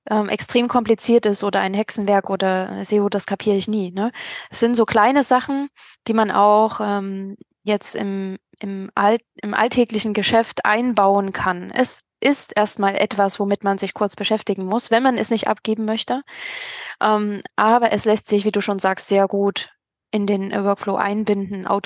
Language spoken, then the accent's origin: German; Kiel, Schleswig-Holstein, Germany; Ich möchte ja nicht ähm, als, äh, ja, als Kieler irgendwie nach ähm, an den Bodensee